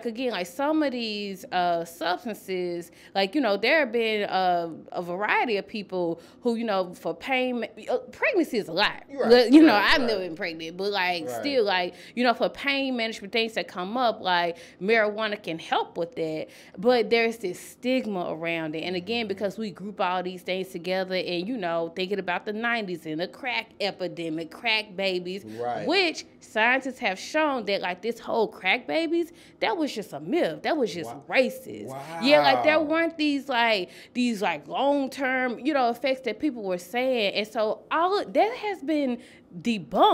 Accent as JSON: {"language": "English", "town": "Memphis", "region": "Tennessee", "country": "United States", "moved": "as an adult", "lives_now": "Nashville, United States", "said": "I'm originally from Memphis, but I've been in Nashville a little bit. I initially came to Nashville to go to school"}